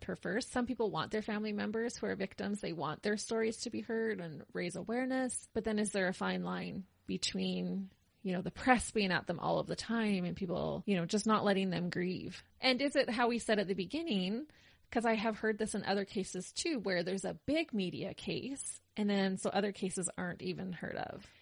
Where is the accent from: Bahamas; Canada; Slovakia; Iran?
Canada; Being a Canadian, living through those years